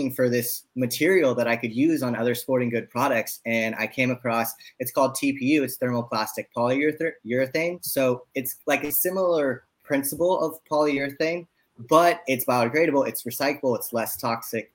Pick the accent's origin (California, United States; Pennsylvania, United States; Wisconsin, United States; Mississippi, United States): California, United States; San Francisco; now in Los Angeles, United States; I grew up in San Francisco. I live in Los Angeles